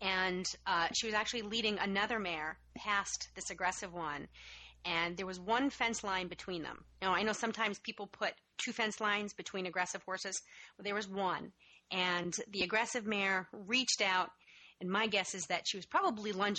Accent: Massachusetts, United States; my home state of Massachusetts

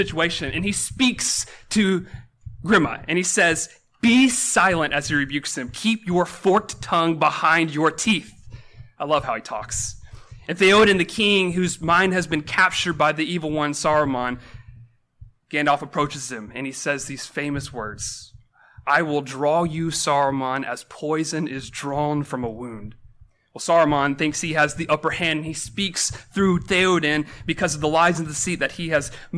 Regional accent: Georgia, United States; now in Washington, D.C., United States; I'm from Georgia, didn't want to live there my whole life.

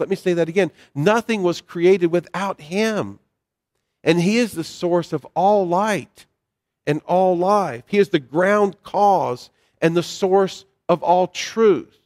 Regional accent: North Carolina, United States; the little church I grew up in in North Carolina

